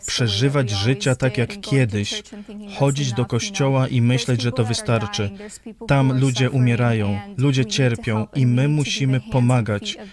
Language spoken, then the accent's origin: Polish; United States; also born or lived in Rivne, Ukraine; Po przeprowadzce do Stanów Zjednoczonych dorastałam